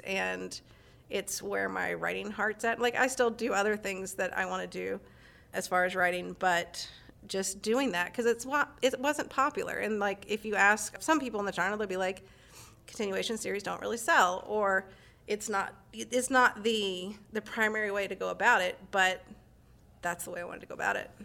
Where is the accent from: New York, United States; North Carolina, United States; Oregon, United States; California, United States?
North Carolina, United States; now in San Francisco Bay Area, United States; We're originally from North Carolina